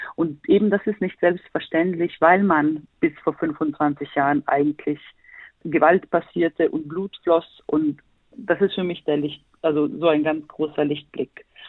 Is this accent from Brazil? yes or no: no; Sarajevo, Federation of Bosnia and Herzegovina, Bosnia & Herzegovina; now in Berlin, Germany; bin gebürtige Bosnierin, komme aus Sarajevo, lebe aber in Berlin